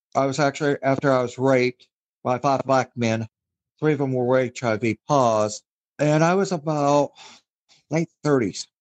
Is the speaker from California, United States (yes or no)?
no; Wichita, Kansas, United States; also born or lived in Scotland; Was born in Scotland, but raised in the United States, Wichita, Kansas